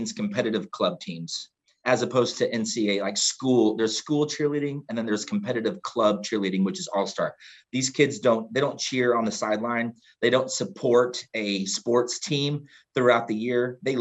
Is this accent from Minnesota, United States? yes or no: no; Houston, Texas, United States; I grew up in Houston